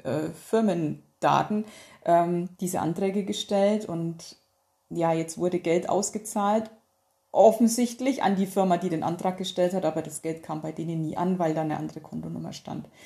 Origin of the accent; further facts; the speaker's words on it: North Rhine-Westphalia, Germany; bei uns in Nordrhein-Westfalen